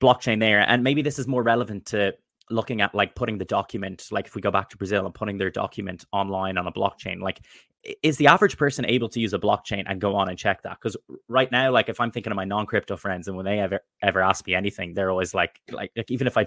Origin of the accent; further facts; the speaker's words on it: Ireland; I'm from Ireland